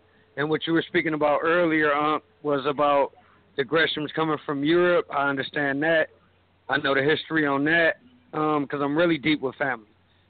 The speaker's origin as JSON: {"language": "English", "town": "Cleveland", "region": "Ohio", "country": "United States", "tie": "born or raised there", "said": "I was born and raised in Cleveland, Ohio, where I reside now."}